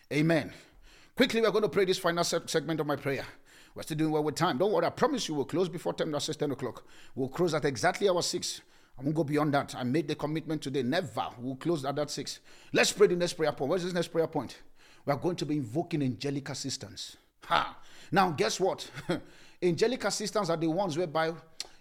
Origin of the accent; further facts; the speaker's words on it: Nigeria; now in South Africa; As a Nigerian guy